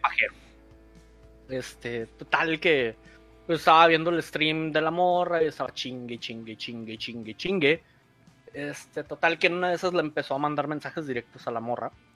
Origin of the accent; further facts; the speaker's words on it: Mexico; somos mexicanos